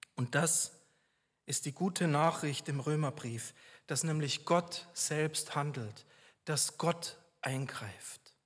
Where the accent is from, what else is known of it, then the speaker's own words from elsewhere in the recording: Regensburg, Bavaria, Germany; moved away; in meiner Heimat Regensburg